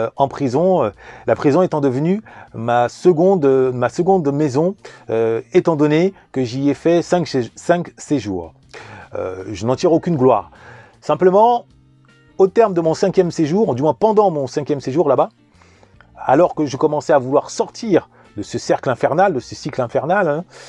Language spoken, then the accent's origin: French; Vigneux-sur-Seine, Île-de-France, France; also born or lived in Paris; Je suis né en 1981 à Paris, j'ai grandi en banlieue parisienne, en particulier à Vigneux-sur-Seine